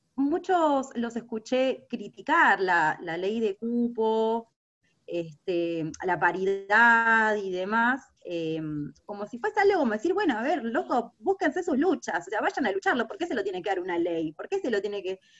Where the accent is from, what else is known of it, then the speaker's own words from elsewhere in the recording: Buenos Aires, Argentina; como porteña